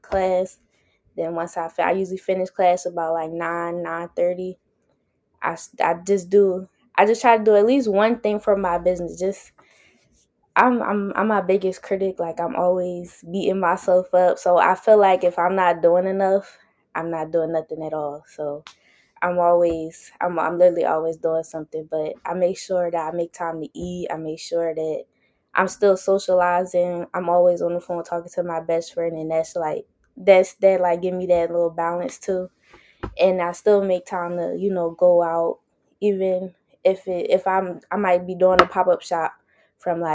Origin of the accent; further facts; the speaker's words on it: Philadelphia, Pennsylvania, United States; I'm from Philly, born and raised